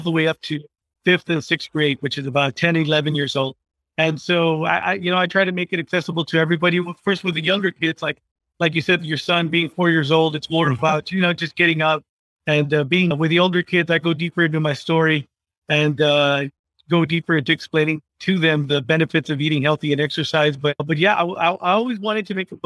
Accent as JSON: {"language": "English", "town": "McAllen", "region": "Texas", "country": "United States", "said": "I'm from McAllen Tech, which for the fifth year in a row, I hate saying this, but according to Wallet Hub, we are the fattest city in the United States of America"}